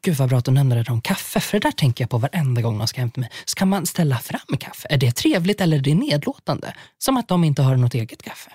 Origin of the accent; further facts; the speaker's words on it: Sweden; now in Stockholm, Sweden; jag kommer från landet